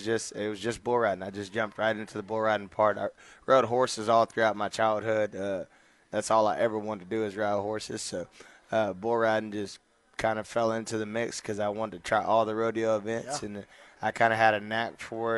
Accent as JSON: {"language": "English", "town": "Rockdale", "region": "Texas", "country": "United States", "also_born_or_lived": "Temple, Texas", "said": "Originally from Rockdale, Texas"}